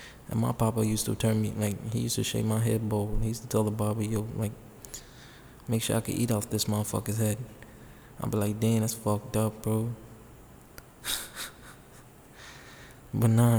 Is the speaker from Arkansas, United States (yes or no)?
no; New York City, New York, United States; I grew up in the Bronx